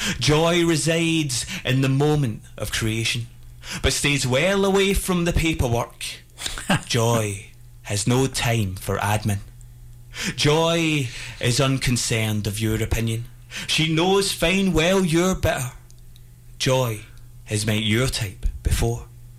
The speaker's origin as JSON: {"language": "English", "region": "Scotland", "country": "United Kingdom", "said": "obviously very dark comedy since it's about death and I'm Scottish"}